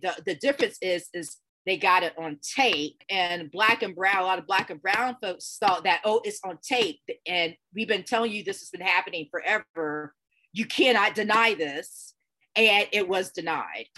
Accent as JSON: {"language": "English", "region": "Georgia", "country": "United States", "said": "I happened to be home for back in Georgia for spring break"}